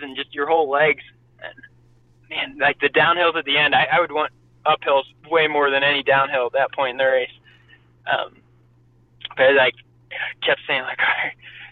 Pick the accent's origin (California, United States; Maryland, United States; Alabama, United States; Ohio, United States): Ohio, United States; Columbus; I ran in high school in Columbus, Ohio